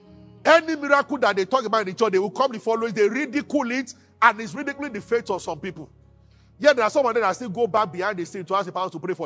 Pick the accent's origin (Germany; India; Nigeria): Nigeria; Abuja, Federal Capital Territory; I grew up in Abuja.